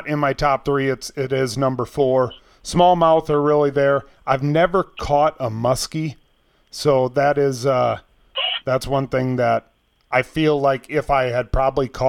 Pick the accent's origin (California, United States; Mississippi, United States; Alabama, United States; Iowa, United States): Iowa, United States; Rock Rapids; I'm from Rock Rapids